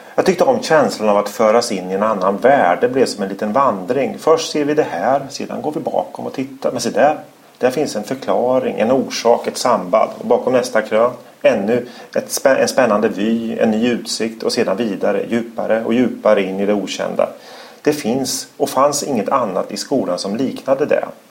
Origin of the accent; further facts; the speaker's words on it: Örebro, Örebro County, Sweden; I Örebro heter motsvarande område Vivalla. Där är jag uppvuxen